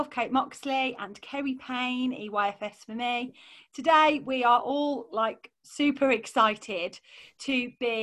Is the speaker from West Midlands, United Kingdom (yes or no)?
yes; Solihull, West Midlands, United Kingdom; accent: posh Solihull; I've obviously got my posh Solihull accent on